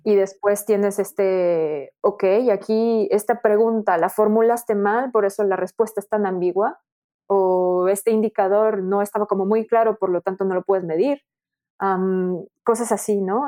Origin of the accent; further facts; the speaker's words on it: Mexico; now in France; también soy mexicana